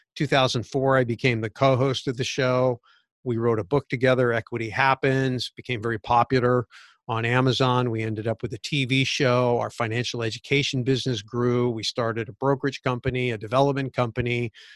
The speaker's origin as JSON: {"language": "English", "area": "Santa Clara Valley", "region": "California", "country": "United States", "tie": "born or raised there", "said": "I was growing up in Santa Clara Valley, which was a sleepy little orchard town pre-Silicon Valley"}